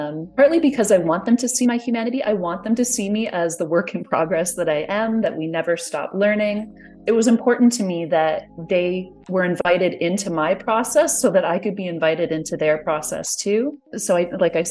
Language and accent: English; Canada; I'm Canadian